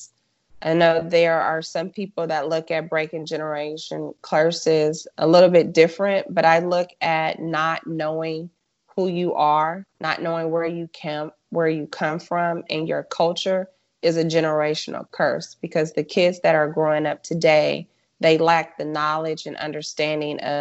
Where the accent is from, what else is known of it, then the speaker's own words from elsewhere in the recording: Los Angeles, California, United States; moved away as an adult; now in North Texas, United States; I am originally from South Central Los Angeles, and I grew up with a family